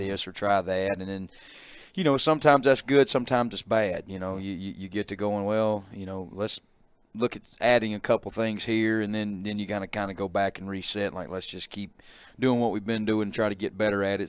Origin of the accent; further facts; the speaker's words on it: Calhoun City, Mississippi, United States; moved away as an adult; also born or lived in Tupelo, Mississippi; I grew up in Catalan City